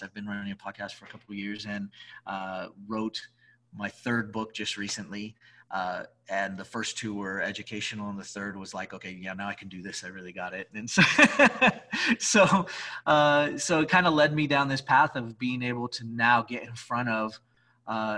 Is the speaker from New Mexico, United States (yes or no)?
yes; Albuquerque, New Mexico, United States; I'm from Albuquerque